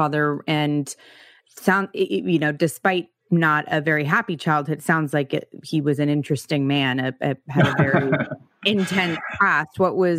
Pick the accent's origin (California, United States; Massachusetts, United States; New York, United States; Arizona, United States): California, United States; Los Angeles; moved away; being from LA, I can talk to you about streets. I used to live on Barrington in Montana.